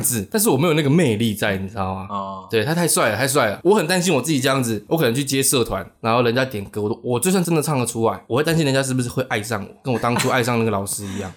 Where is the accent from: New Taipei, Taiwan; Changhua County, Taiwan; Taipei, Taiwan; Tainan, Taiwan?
Changhua County, Taiwan; Changhua; moved away as an adult; 我老家在彰化